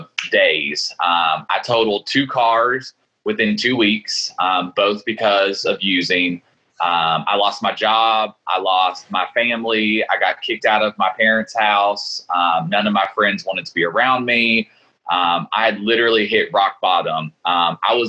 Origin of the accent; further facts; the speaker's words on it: Lexington, Kentucky, United States; I'm born and raised in Lexington, Kentucky.